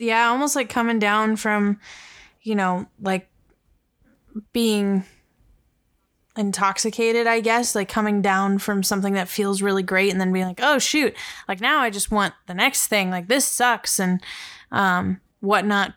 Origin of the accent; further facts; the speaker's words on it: Los Angeles, California, United States; growing up in Los Angeles